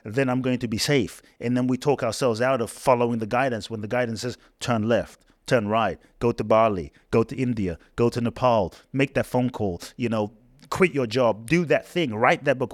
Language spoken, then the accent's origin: English; London, United Kingdom; born or raised there; moved away as an adult; also born or lived in Ghana; now in United States